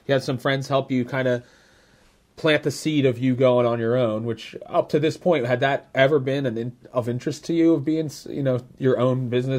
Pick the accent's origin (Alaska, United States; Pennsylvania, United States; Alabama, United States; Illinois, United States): Pennsylvania, United States; Philadelphia; I grew up in the Northeast, so I'm very familiar with that area around Northeast Philly.